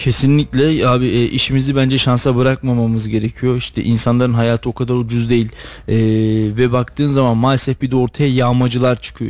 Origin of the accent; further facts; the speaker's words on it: Istanbul, Turkey; moved away as an adult; now in Kayseri, Turkey; Benim çocukluğum İstanbul'da geçti. Çok uzun yıl 18-19 yıl kadar İstanbul'da yaşadım.